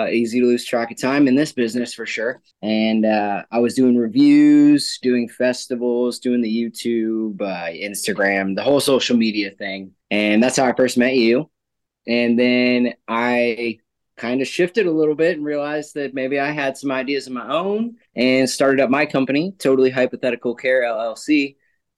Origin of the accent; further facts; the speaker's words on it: Florida, United States; moved away as an adult; now in Cookeville, United States; I'm originally from Florida. I grew up there